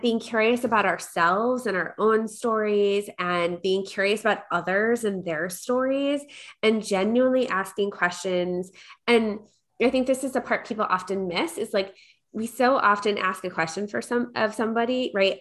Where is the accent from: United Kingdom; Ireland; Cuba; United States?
United States; Long Island, New York; I grew up in New York.